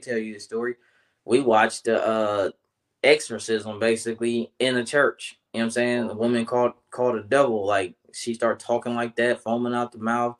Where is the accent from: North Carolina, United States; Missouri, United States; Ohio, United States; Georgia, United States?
Ohio, United States; Columbus; born or raised there